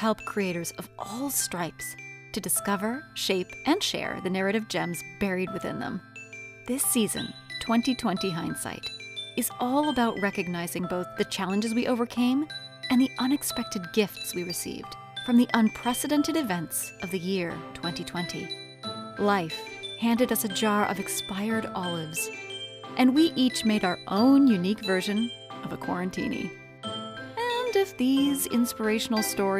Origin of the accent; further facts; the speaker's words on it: United States; I'm American